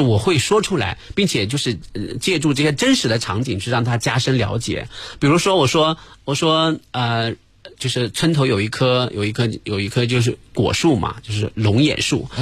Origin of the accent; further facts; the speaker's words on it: northern Jiangsu, China; 我是苏北的